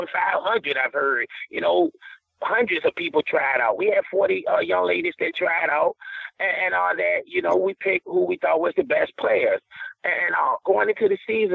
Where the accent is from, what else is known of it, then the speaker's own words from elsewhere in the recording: the South, United States; I'm from the South